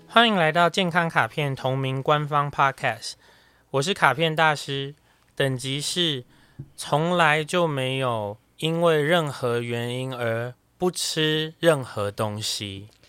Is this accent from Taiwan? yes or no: yes; Taipei, Taiwan; 我是台北人